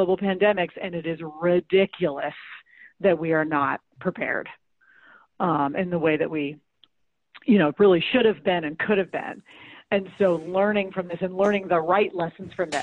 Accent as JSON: {"language": "English", "town": "St. Louis", "region": "Missouri", "country": "United States", "tie": "born or raised there", "said": "St. Louis, my hometown"}